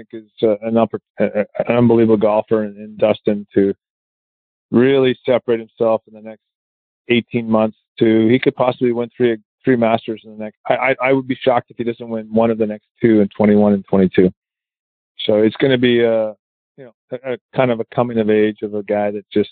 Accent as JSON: {"language": "English", "country": "Canada", "said": "I'm Canadian."}